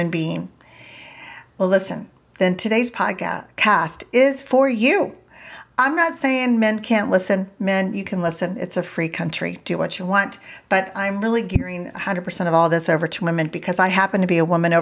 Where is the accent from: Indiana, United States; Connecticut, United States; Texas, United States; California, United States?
Indiana, United States; I grew up in Indiana and we always had a garden and never went out to eat